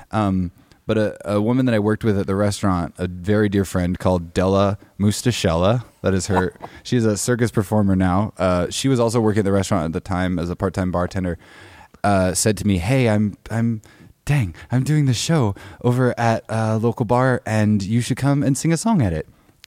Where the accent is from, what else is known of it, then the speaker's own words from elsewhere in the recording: Bellingham, Washington, United States; moved back up to Bellingham, Washington, my hometown